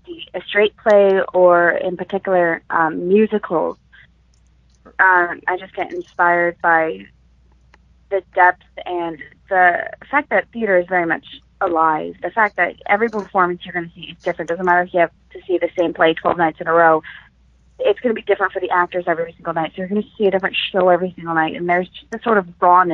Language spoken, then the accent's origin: English; Connecticut, United States; now in Florida, United States; I'm originally from Connecticut.